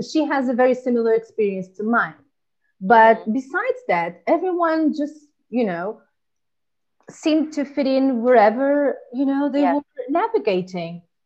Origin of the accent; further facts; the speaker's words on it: Portugal; moved away as an adult; also born or lived in Angola; now in Spain; I born in Angola and then went to Portugal and then come here to Spain and I've been living here for six years.